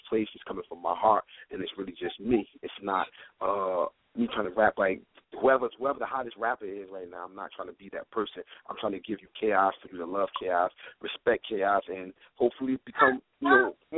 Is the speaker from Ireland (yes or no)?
no; Newark, New Jersey, United States; Born and raised in Newark, New Jersey.